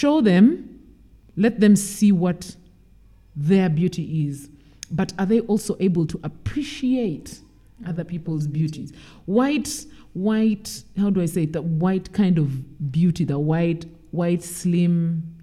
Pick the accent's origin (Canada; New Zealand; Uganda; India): Uganda; I'm from Uganda.